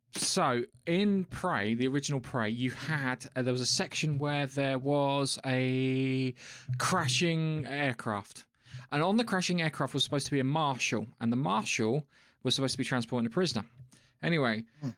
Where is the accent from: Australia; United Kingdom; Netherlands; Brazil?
United Kingdom; England; I'm English